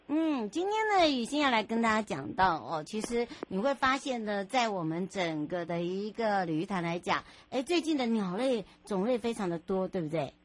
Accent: Hualien-Taitung Rift Valley, eastern Taiwan, Taiwan; 我们也欢迎大家跟着我们的脚步来回到了我的故乡，也就是我们的花东纵谷

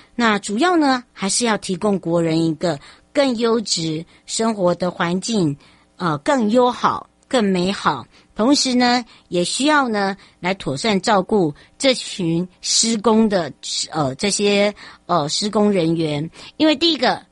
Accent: Taiwan; 台湾人叫马吉呀

